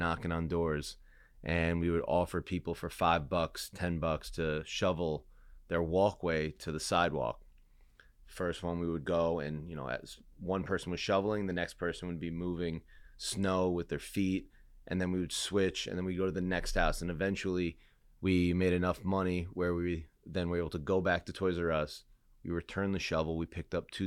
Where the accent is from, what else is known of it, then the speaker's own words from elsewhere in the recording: New York City, New York, United States; when I was 10 years old, blizzard of 96, growing up in Queens